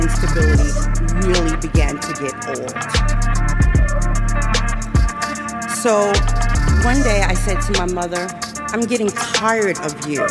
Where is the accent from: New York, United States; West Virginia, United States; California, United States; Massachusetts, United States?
New York, United States; New York City; I grew up in Brooklyn with a highly abusive alcoholic mother